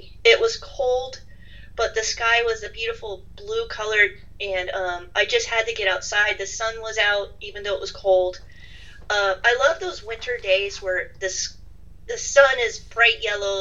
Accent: United States; being American and British

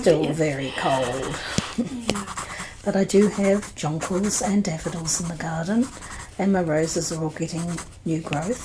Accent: Waiheke Island, Auckland, New Zealand; now in Australia; I grew up on Waiheke Island

